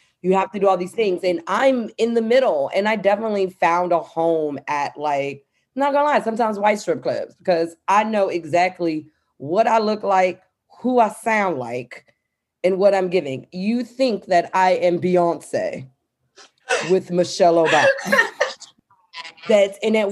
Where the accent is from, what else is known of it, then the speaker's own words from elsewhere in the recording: Washington, District of Columbia, United States; I'm coming from Southeast DC